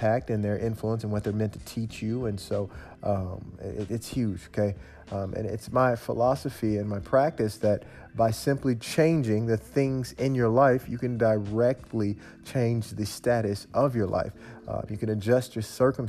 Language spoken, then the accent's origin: English; Memphis, Tennessee, United States; I'm from Memphis, Tennessee, so I sound like this.